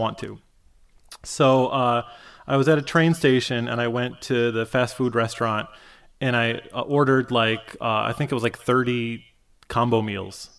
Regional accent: Michigan, United States; I grew up in Michigan.

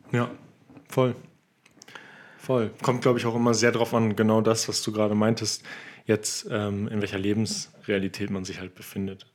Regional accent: Germany; als Deutscher

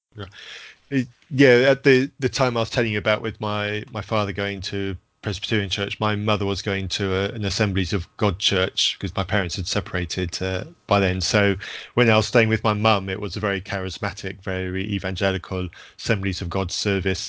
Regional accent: Zambia; when I was growing up in Zambia

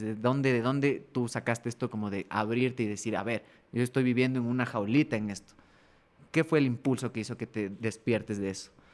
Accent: Ecuador

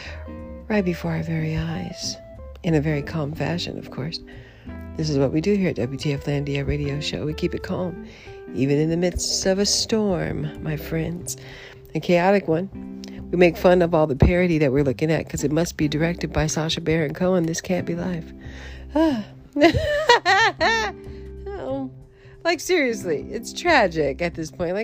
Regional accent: United States; moved away; I'm still American, carrying an American passport

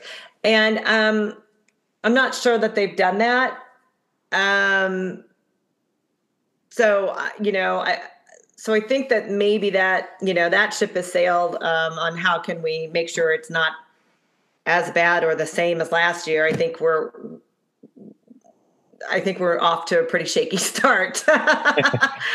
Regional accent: Middletown, Connecticut, United States; moved away; I'm from Middletown, Connecticut

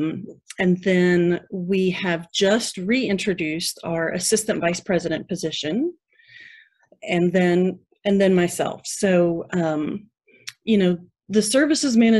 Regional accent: Louisville, Kentucky, United States; now in Texas, United States; I grew up in Kentucky near Louisville

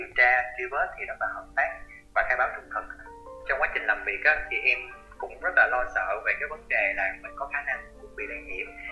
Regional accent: Sa Đéc, Đồng Tháp, Vietnam; now in Cần Thơ, Vietnam; thành phố Sa Đéc nơi mà nuôi dưỡng

